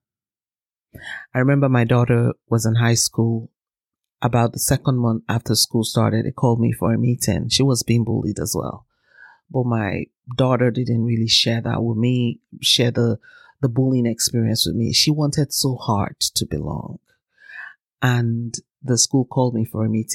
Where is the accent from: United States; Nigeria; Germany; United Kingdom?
Nigeria; moved away as an adult; now in Canada; I am Nigerian Canadian, and it's been a great learning curve for me migrating to Canada as a Black person